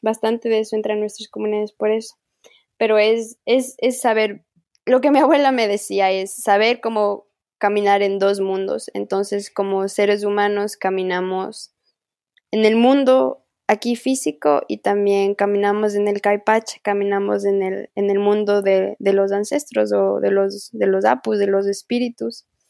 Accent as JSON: {"language": "Spanish", "country": "Ecuador", "accent": "Amazonian Kichwa", "said": "mi dialecto viene del Amazonas"}